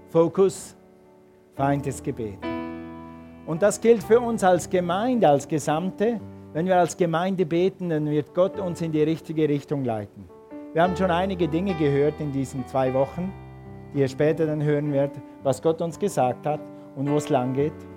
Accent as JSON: {"language": "German", "country": "Switzerland", "said": "als Schweizer"}